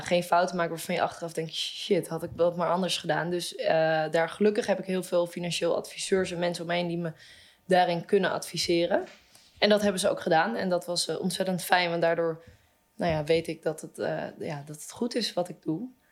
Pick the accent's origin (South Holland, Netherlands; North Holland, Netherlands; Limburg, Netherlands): North Holland, Netherlands; Amsterdam; zelf kom ik uit Amsterdam